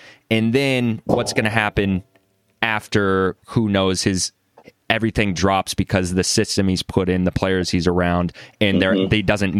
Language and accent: English; Seattle, Washington, United States; I'm obviously from Seattle, born, raised